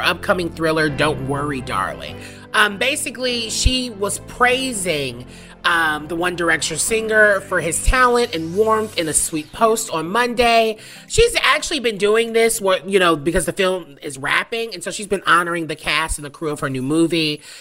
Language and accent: English; the Bible Belt, the South, United States; I'm from the South, the Bible Belt specifically